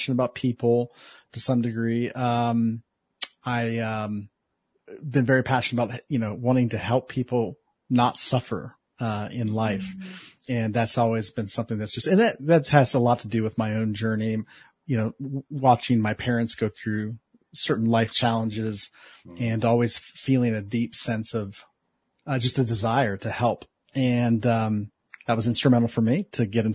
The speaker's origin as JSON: {"language": "English", "town": "Columbus", "region": "Ohio", "country": "United States", "tie": "born or raised there", "moved": "yes", "lives_now": "Los Angeles area, United States", "said": "I'm originally from Columbus, Ohio"}